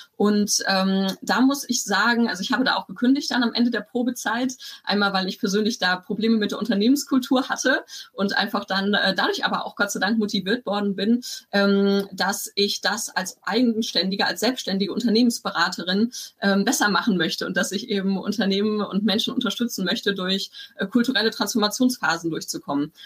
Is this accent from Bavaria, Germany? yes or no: no; Bielefeld, North Rhine-Westphalia, Germany; moved away as an adult; also born or lived in Stuttgart / Tübingen; ich komme aus Bielefeld ursprünglich